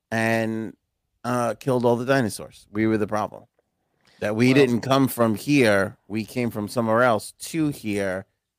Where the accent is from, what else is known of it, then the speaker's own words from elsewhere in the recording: Ohio, United States; I'm from Ohio and never heard of this.